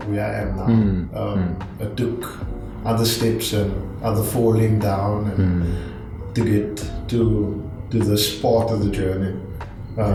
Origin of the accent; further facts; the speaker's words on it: Cape Town, Western Cape, South Africa; also born or lived in Grassy Park / Wynberg; I grew up in Mitchell's Plain, moved to Grassy Park